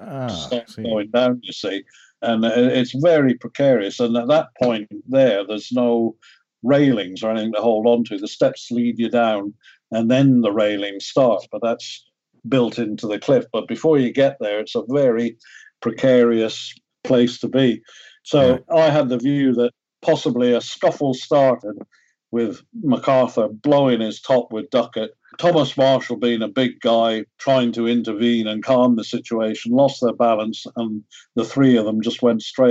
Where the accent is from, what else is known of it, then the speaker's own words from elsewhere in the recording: Ireland; moved away; I'm from Ireland originally.